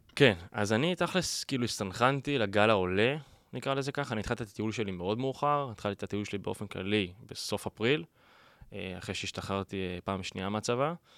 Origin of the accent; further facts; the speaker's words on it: Binyamina, Haifa District, Israel; moved away as an adult; now in Tel Aviv, Israel; אני בא מבנימינה. אה, גדלתי שם כל חיי